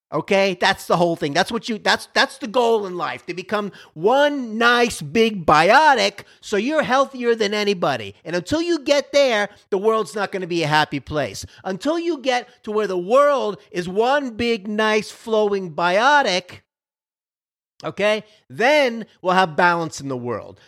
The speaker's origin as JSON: {"language": "English", "town": "Miami", "region": "Florida", "country": "United States", "moved": "yes", "lives_now": "Dallas, United States", "said": "I'm from Miami, Florida. I'm a Miami Dolphin fan by default, even though I'm out here in Dallas"}